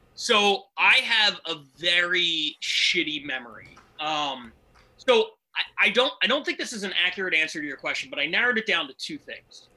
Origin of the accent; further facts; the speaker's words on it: Philadelphia, Pennsylvania, United States; moved away as an adult; now in Los Angeles, United States; I'm originally from Philly